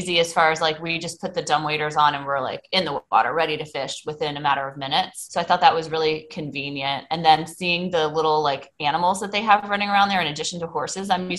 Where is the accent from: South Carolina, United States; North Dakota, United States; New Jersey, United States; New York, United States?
South Carolina, United States; Myrtle Beach; I grew up in Myrtle Beach, South Carolina, where we have a lot of mini golf courses